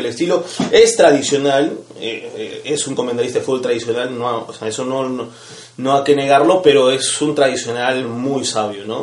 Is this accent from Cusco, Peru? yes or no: yes; Cusco, Peru; now in Lima, Peru; vengo de Cusco